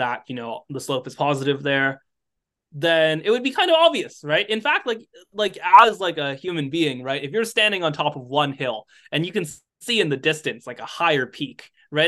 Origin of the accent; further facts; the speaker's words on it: United States; I'm American